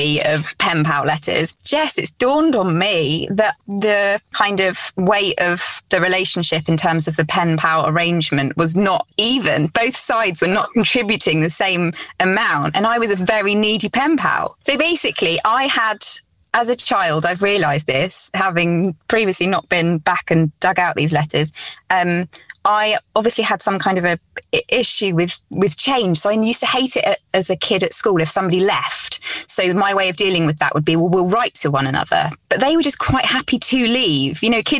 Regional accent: Cornwall, South West England, United Kingdom; also born or lived in Essex; we moved from Essex to Cornwall when I was about five

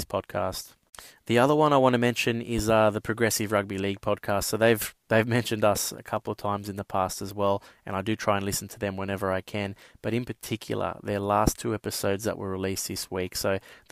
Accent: Australia; as an Australian fan

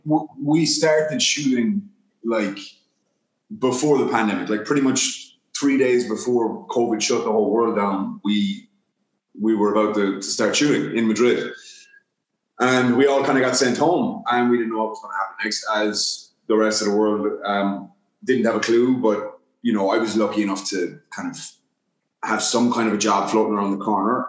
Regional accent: Ireland; also born or lived in New York, United States; now in Los Angeles, United States; I grew up in Ireland, uh, but I was born in New York, so I was in New York until I was nine

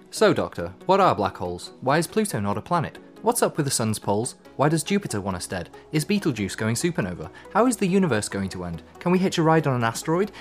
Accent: England, United Kingdom; me being English

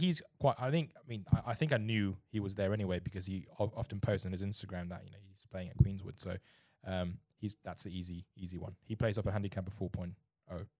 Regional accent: Germany; also born or lived in China; now in England; I grew up in Germany

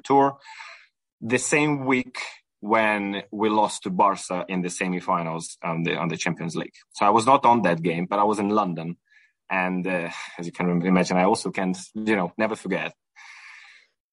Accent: Ukraine; moved away; I'm originally Ukrainian, and I was raised in Ukraine

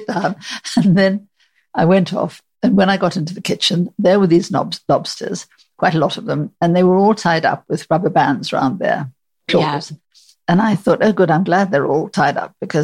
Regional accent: South Africa; moved away as an adult; now in United Kingdom; I came from South Africa

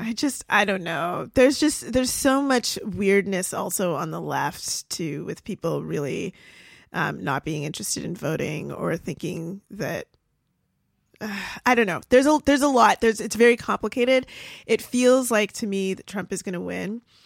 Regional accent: Canada; now in United States; I'm Canadian.

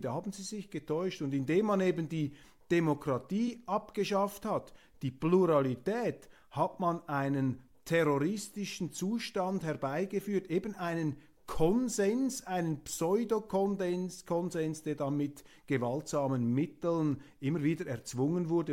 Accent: Switzerland; bescheiden als Schweizer

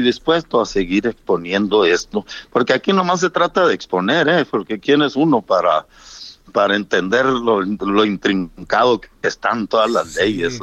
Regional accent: Mexico; yo como mexicano

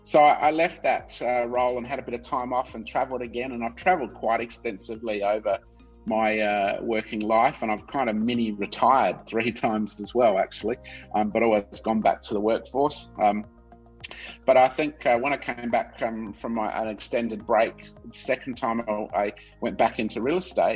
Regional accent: Adelaide, South Australia, Australia; also born or lived in Melbourne / Vancouver; I was born and bred in Adelaide, Australian. So I grew up in South Australia.

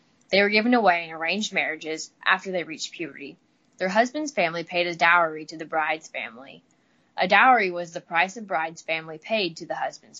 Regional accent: Midwest, United States; accent: drawl; I'm from the Midwest, so got a little bit of a drawl

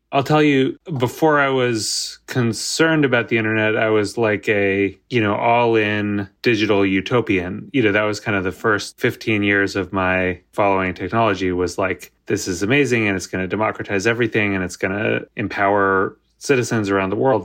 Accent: United States; I'm American

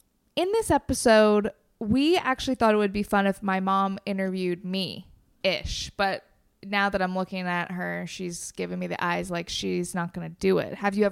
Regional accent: Waterloo, Ontario, Canada; I grew up in Waterloo, Ontario, represent. And mom grew up here and I grew up here, obviously.

